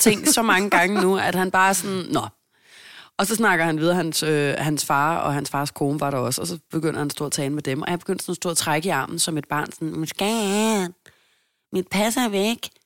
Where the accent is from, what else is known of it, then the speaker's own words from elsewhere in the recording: Denmark; Jeg er jo dansker